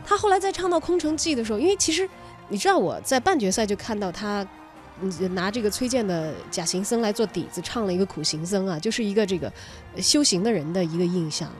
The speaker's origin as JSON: {"language": "Chinese", "region": "Sichuan-Chongqing", "country": "China", "said": "我们的方言"}